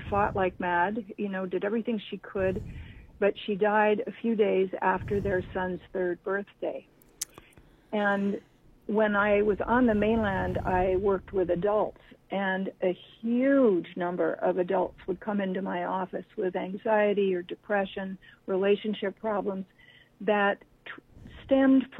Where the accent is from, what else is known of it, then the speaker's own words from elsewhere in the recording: Honolulu, Hawaii, United States; now in Maui, United States; I grew up in Honolulu, and we moved to Maui in the early 70s.